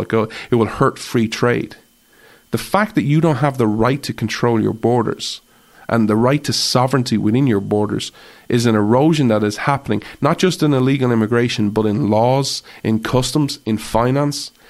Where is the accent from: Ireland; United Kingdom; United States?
Ireland; as an Irish person